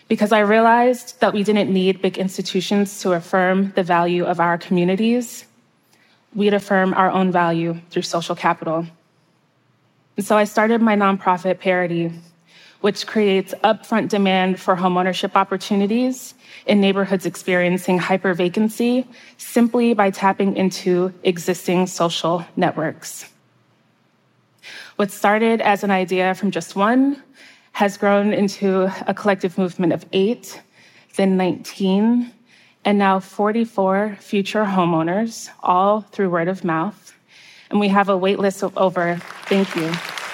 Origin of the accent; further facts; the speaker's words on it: outskirts of New York City, United States; now in Baltimore, United States; my hometown on the outskirts of New York City